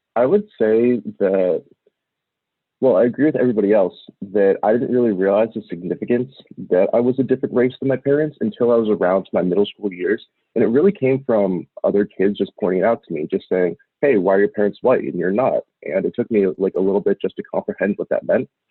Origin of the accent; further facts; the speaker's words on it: Portland, Oregon, United States; I was raised in Portland, Oregon